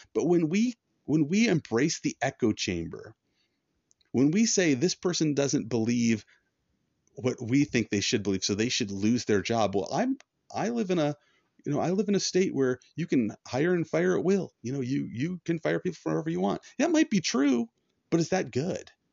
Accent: United States; being an American

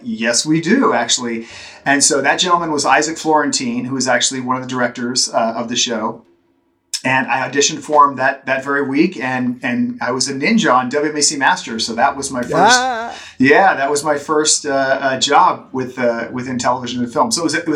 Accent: Central Florida, United States; also born or lived in Orlando, Florida; as a kid, I grew up in Central Florida

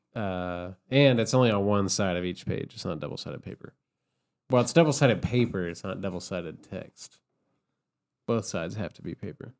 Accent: Columbia, Kentucky, United States; also born or lived in Somerset, Kentucky; when I was a kid, I grew up in Columbia, Kentucky

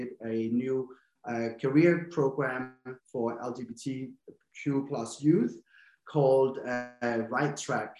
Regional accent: Denmark; English is a second language; moved away as an adult; also born or lived in London; I'm from Denmark, but I always tell myself my accent isn't very strong

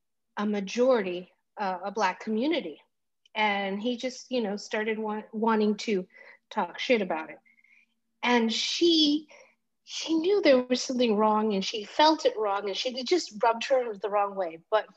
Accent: Greece; born there; In some ways I'm also Greek passing because I was born in Greece.

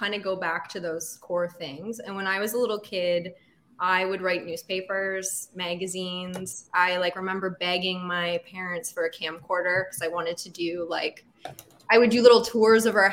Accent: Windsor, Ontario, Canada; also born or lived in Toronto; coming from Windsor, I grew up outside Windsor in River Kennard, in between Windsor and Amherstburg there

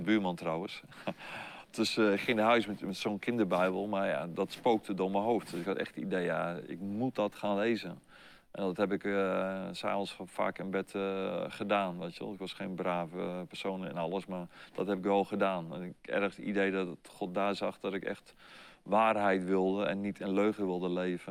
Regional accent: Nijkerk, Gelderland, Netherlands; ben geboren op 8 juli 1959, dat is voor jullie geboorte, in Nijkerk op de Veluwe. Okay. Dus eh, daar ben ik geboren en eh, opgegroeid

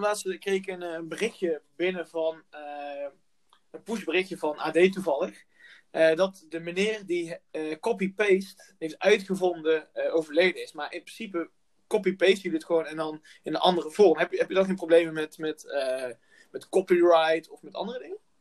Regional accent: North Brabant, Netherlands; ik kom zelf uit Brabant

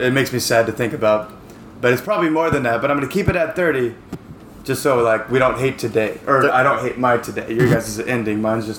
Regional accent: United States; moved away as an adult; also born or lived in Seattle; now in Taipei, Taiwan; I'm too American to drive in this shit because we're very nice in America.

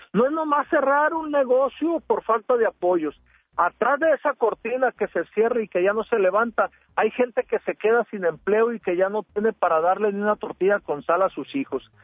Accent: Sinaloa, Mexico; soy el típico sinaloense

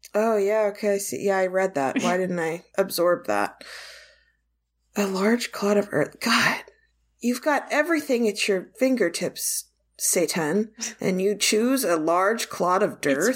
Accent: Ireland; as an Irish person

